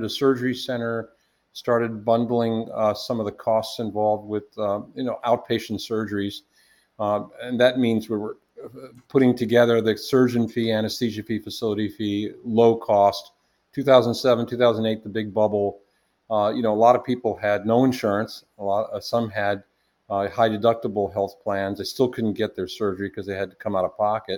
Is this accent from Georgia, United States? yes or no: no; Washington, District of Columbia, United States; also born or lived in India; I grew up in the Washington, D.C. area